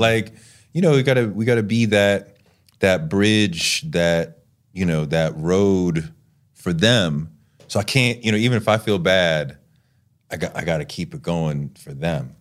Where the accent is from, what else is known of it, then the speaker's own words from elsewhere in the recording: New York, United States; as a New Yorker